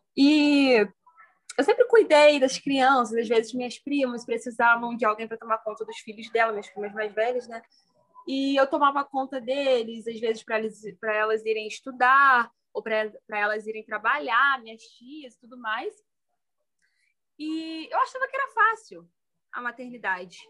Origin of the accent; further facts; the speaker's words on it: Petrópolis, Rio de Janeiro, Brazil; moved away as an adult; now in Três Rios, Brazil; sou natural de Petrópolis, resido em Três dias desde 2019, quando eu entrei para a faculdade